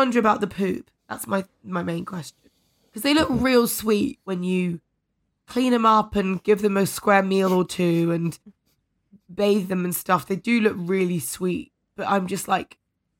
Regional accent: London, United Kingdom; I'm a Londoner. I'm a dyed-in-the-wool Londoner.

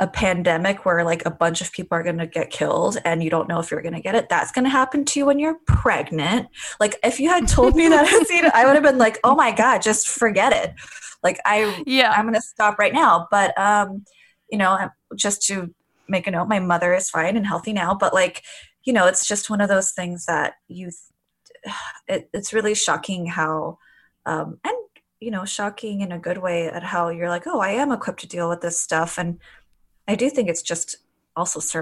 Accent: Glendale, California, United States; I grew up in LA in a suburb in Glendale

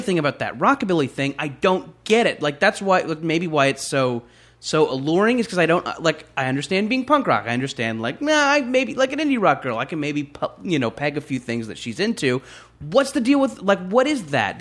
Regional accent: Orange County, California, United States; growing up in Orange County

